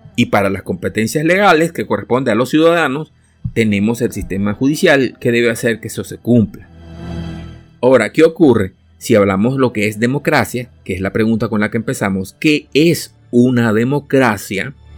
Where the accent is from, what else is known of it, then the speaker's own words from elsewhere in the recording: Venezuela; also born or lived in El Salvador; yo vengo de Venezuela, o sea, me nací en El Salvador, pero me crié en Venezuela.